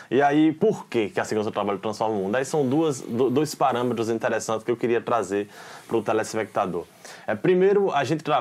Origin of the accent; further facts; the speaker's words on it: Arcoverde, Pernambuco, Brazil; now in Recife, Brazil; eu, moro em Recife atualmente, mas eu nasci, sou original de Arco Verde, no interior.